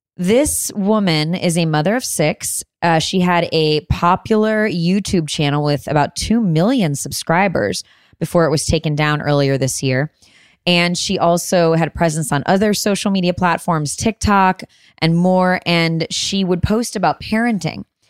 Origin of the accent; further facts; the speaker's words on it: Illinois, United States; Illinois, my home state